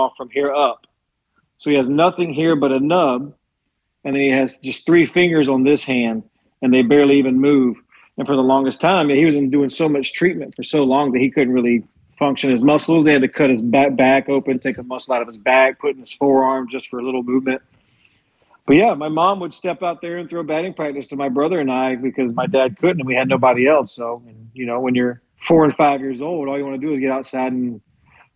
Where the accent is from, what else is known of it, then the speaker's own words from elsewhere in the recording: Guyton, Georgia, United States; I'm from a small town above Savannah